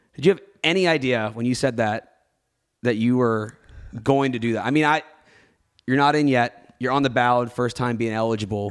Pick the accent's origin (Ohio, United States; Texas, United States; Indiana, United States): Ohio, United States; Cincinnati; I grew up in Cincinnati